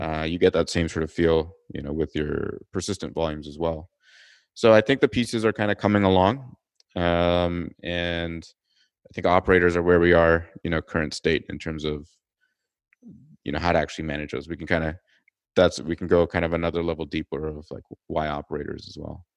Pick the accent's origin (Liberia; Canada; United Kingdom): Canada; Toronto, Ontario; moved away as an adult; also born or lived in California; I'm originally from Toronto, Canada